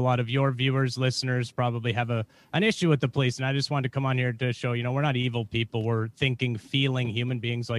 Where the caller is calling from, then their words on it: Portland, Oregon, United States; I'm calling from Oregon, Portland, Oregon. So I'm a police officer out here.